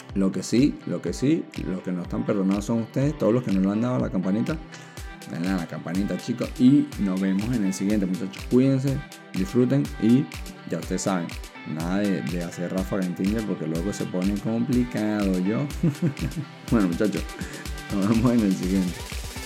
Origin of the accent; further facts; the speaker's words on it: Venezuela; now in Chile; los venezolanos somos